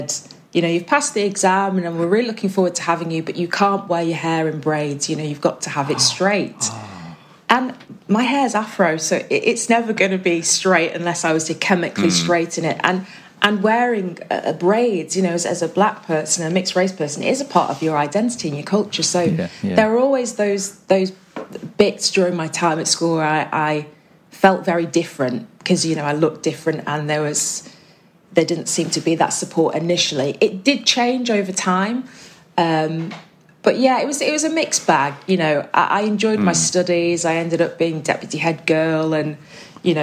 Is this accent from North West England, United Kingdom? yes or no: yes; Manchester, North West England, United Kingdom; also born or lived in Cheshire; I grew up in Manchester when I was really young, and then moved over to Cheshire when I was kind of probably around 9-10 years old.